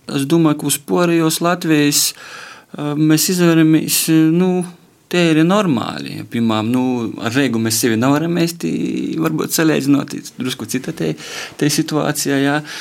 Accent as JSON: {"language": "Latvian", "town": "Varakļāni", "region": "Latgale", "country": "Latvia", "tie": "born or raised there", "moved": "yes", "lives_now": "Rēzekne, Latvia", "said": "manā dzimtajā pilsētā varakļonu"}